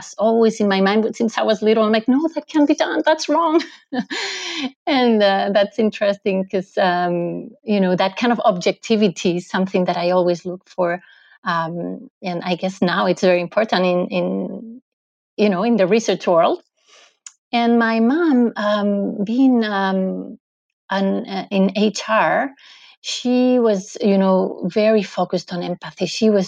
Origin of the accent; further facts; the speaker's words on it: Madrid, Community of Madrid, Spain; now in Lausanne, Switzerland; Okay, so I am originally from Madrid, from Spain, but I live in Lausanne, in Switzerland